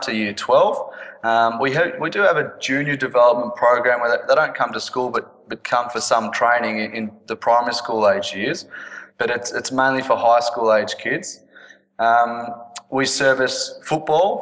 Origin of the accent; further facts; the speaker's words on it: Melbourne, Victoria, Australia; I'm from Australia, from Melbourne